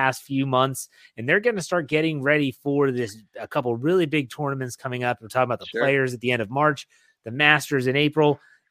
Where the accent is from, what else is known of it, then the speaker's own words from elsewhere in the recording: Wheeling, West Virginia, United States; And I'm from Wheeling, West Virginia, which still has an operational dog track.